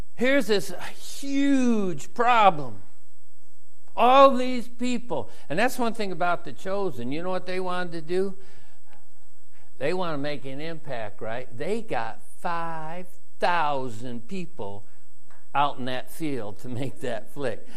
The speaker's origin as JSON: {"language": "English", "country": "United States", "said": "I'm from America"}